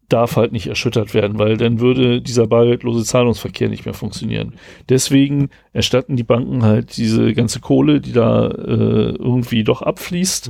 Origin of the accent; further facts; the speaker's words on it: Rastede, Lower Saxony, Germany; moved away; genau da, wo ich herkomme, in Rastede